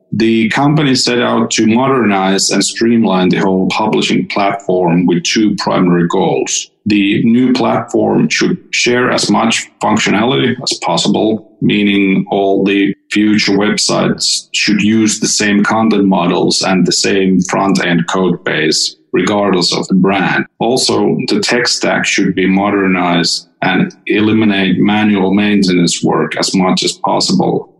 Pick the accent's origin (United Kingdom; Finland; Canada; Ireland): Finland; I'm from Finland